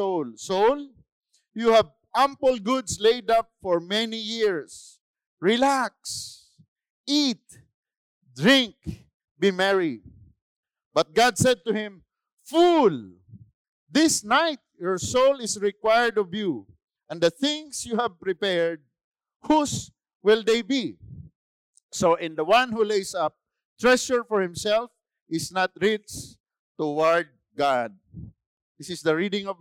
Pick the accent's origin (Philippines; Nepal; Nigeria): Philippines; I'm a Filipino